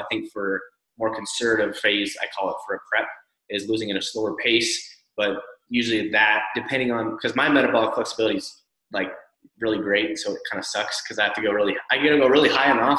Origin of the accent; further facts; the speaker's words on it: Northwest United States, Pacific Northwest, United States; I'm from the Northwest in the United States.